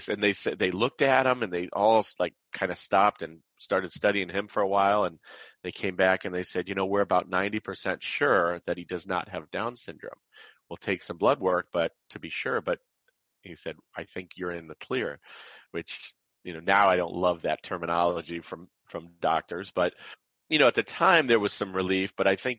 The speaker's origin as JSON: {"language": "English", "town": "Canton", "region": "Ohio", "country": "United States", "tie": "born or raised there", "also_born_or_lived": "Chicago, Illinois", "moved": "yes", "lives_now": "Medina, United States", "said": "I grew up in Canton, Ohio"}